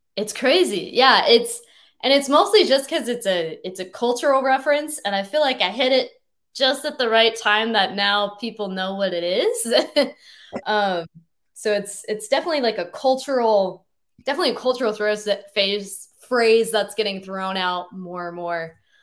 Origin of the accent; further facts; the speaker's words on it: Boise, Idaho, United States; moved away as an adult; now in Seattle, United States; I grew up in Boise, Idaho